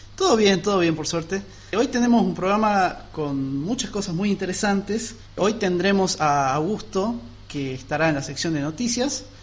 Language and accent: Spanish; Catamarca, Argentina; now in Tucumán, Argentina; yo soy oriundo de Catamarca y hasta que no me vine a vivir a Tucumán